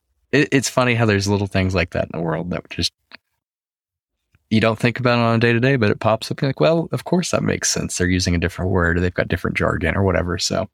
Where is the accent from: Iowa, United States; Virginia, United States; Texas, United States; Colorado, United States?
Texas, United States; And I'm from Texas, so we say some weird stuff.